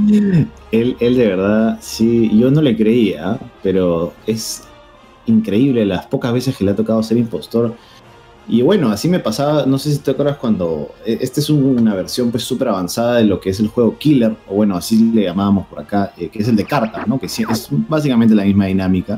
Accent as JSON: {"language": "Spanish", "country": "Peru", "said": "aquí en mi país, en el Perú"}